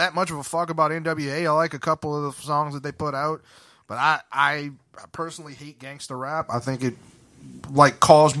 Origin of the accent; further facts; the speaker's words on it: New Orleans, Louisiana, United States; I'm from New Orleans, motherfucker. I ain't from... Nigga, I ain't from no farmhouse, nigga.